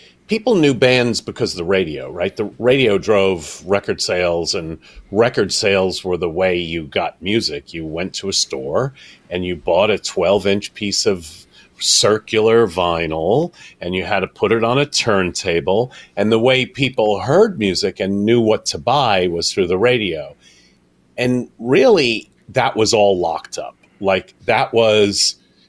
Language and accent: English; New York, United States; I grew up in New York